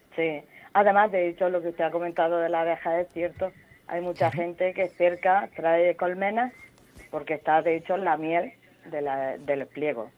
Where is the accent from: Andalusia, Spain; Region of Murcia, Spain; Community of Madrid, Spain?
Region of Murcia, Spain; Sáez; yo realmente soy de Saez, que están las famosas cuevas de Saez